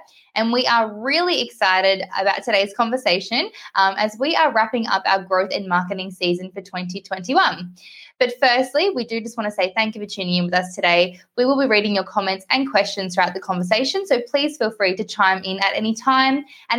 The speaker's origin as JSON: {"language": "English", "country": "Australia", "tie": "born or raised there", "said": "I got to be born in Australia and that I'm Australian"}